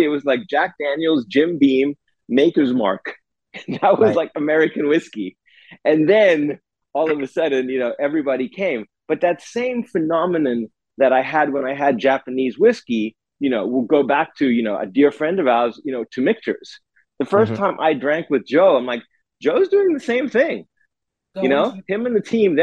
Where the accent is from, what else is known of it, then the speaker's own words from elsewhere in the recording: South Africa; moved away; growing up in South Africa